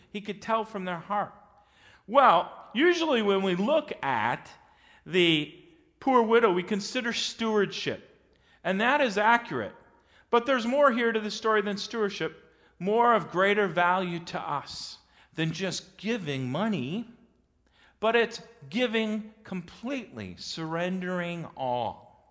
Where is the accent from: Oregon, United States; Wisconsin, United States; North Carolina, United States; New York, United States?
Wisconsin, United States; West Bend; I grew up in West Bend, Wisconsin